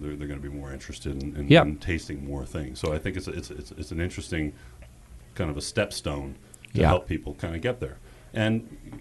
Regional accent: Morgan Hill, California, United States; We're both from Morgan Hill

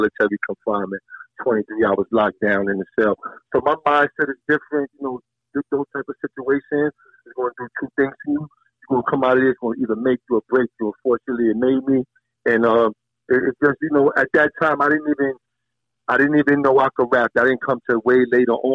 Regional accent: New York City, New York, United States; I've been through a lot growing up in Coney Island through the rough ages

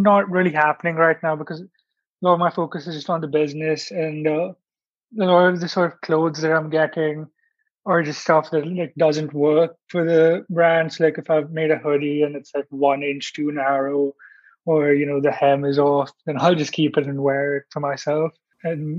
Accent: India; being in India and like sort of speaking the language and being connected with some people like just by being Indian

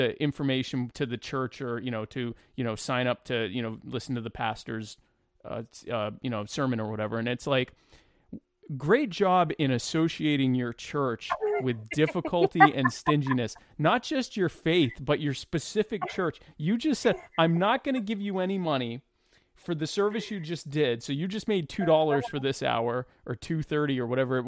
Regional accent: Deep South, United States; now in Myrtle Beach, South Carolina, United States; I grew up in the Deep South. I'm in Myrtle Beach area of South Carolina

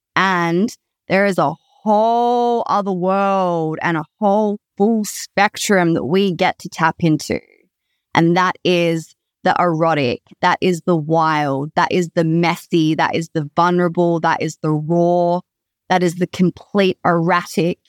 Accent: Perth, Western Australia, Australia; I am from Perth, Western Australia, born and bred

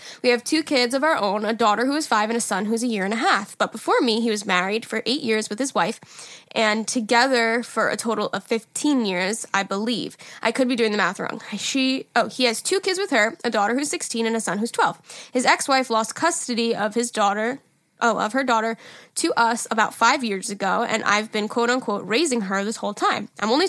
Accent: Massachusetts, United States; I'm from Massachusetts.

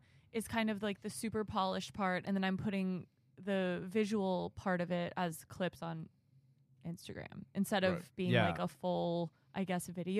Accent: Arkansas, United States; moved away as an adult; now in Los Angeles, United States; I'm from Arkansas

